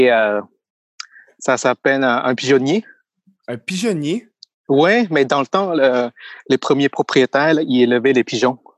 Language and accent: French; Thailand; first language Thai; French is a second language; moved away as an adult; now in Quebec, Canada; je viens de la Thaïlande.